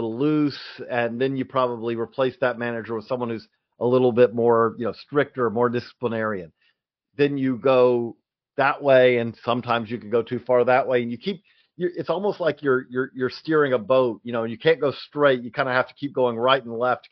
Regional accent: Georgia, United States; moved away; also born or lived in Clarksville; I grew up in Georgia

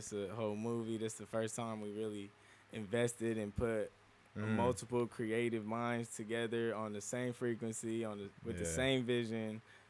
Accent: Anaheim, California, United States; I'm from Anaheim.

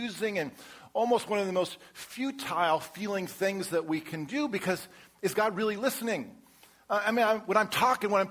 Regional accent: Colorado, United States; now in Texas, United States; I grew up in Colorado

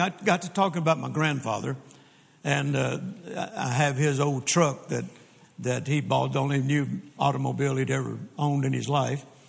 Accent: Louisiana, United States; also born or lived in Mississippi; now in Texas, United States; I am born in Mississippi and grew up in Louisiana and then got hit to Texas just as fast as I could

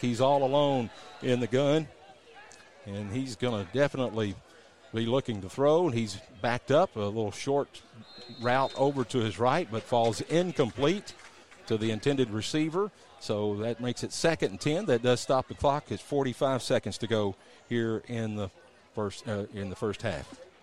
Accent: Fayetteville, Tennessee, United States; I'm from Fayetteville, Lincoln

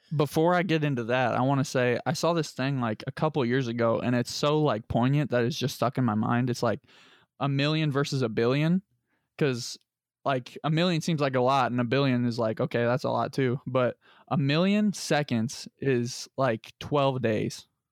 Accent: Lebanon, Indiana, United States; I'm from Lebanon

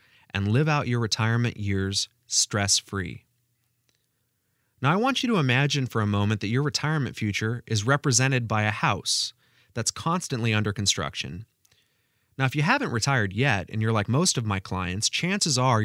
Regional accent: Pacific Northwest, United States; now in Carmel, United States; my childhood growing up in the Pacific Northwest

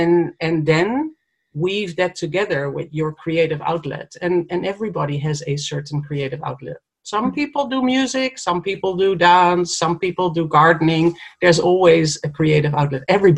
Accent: Netherlands; moved away as an adult; now in New Zealand; so I moved from Holland to New Zealand for a better place on earth, to live in a better place or more beautiful place, a place with more space. I escaped Europe, basically

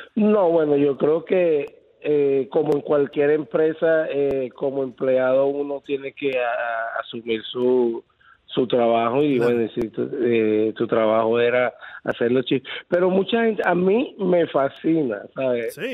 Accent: Venezuela; also born or lived in Tampa Bay, Florida; now in Riverview, United States; mi país

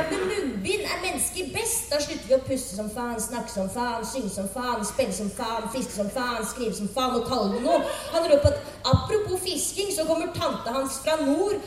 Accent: Drammen, Buskerud, Norway; jeg er fra Drammen

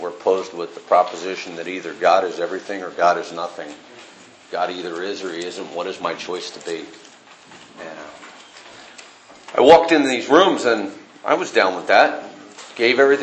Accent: Northern California, United States; I was raised in Northern California

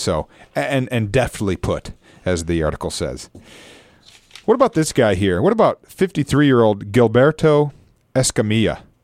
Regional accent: Michigan, United States; my home state of Michigan

